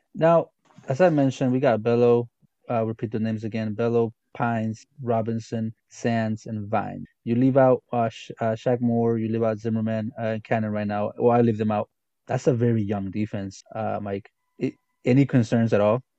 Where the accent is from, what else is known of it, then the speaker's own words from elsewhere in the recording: Guatemala; I'm from Guatemala